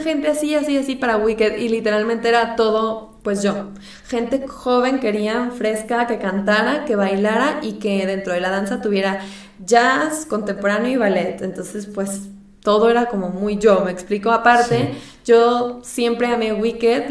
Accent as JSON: {"language": "Spanish", "town": "Monterrey", "region": "Nuevo León", "country": "Mexico", "said": "yo soy de Monterrey"}